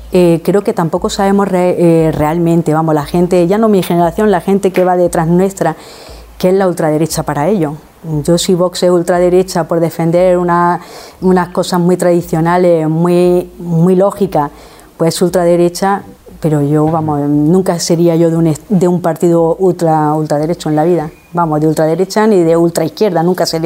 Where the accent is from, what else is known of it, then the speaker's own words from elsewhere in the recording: Spain; Yo quiero no tener vergüenza para salir por la calle y decir, soy español.